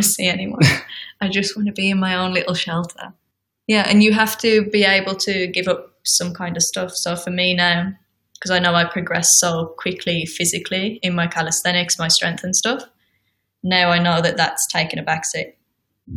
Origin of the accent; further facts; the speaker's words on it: United Kingdom; I'm British